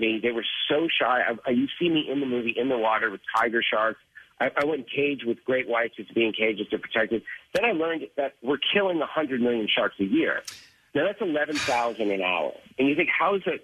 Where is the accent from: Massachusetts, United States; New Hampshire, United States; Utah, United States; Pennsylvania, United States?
Massachusetts, United States; Boston; I grew up in Boston, and I was obviously the Jaws generation